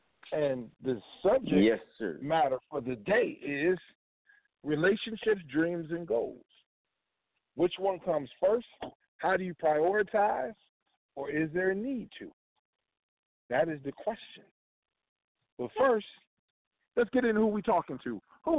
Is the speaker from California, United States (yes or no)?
no; Cleveland, Ohio, United States; also born or lived in Chicago / Washington DC / New York; I hail from Cleveland by way of Chi-Town, by way of Chocolate City, by way of many boroughs, Brooklyn, Queens, Harlem.